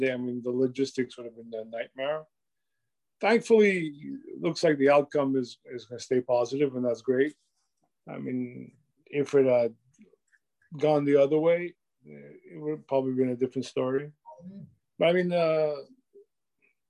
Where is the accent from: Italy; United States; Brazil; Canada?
Canada; as a Canadian